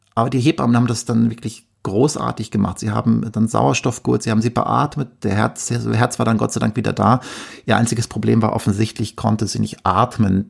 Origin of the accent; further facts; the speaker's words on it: Verl, North Rhine-Westphalia, Germany; moved away as an adult; also born or lived in Bielefeld; gebürtiger Ostwestfale. Ich komme aus einem kleinen Dorf in der Nähe von Gütersloh, das da heißt Ferl.